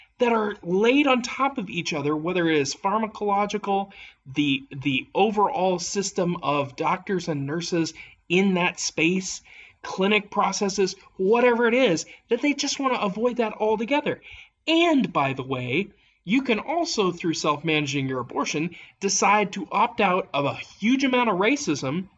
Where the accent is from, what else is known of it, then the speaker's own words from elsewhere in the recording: Appalachia, United States; as an Appalachian